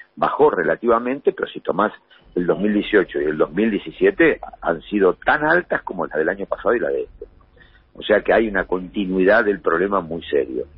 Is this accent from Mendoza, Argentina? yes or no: no; Buenos Aires Province, Argentina; also born or lived in Santa Fe; soy un bonaerense